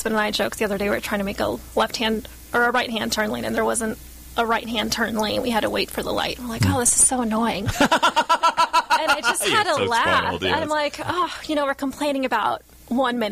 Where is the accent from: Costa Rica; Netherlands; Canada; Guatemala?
Guatemala; moved away; I grew up in Guatemala for a few years